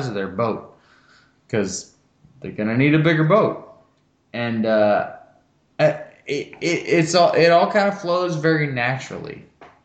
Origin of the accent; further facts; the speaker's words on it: Dallas, Texas, United States; now in Houston, United States; I grew up in Dallas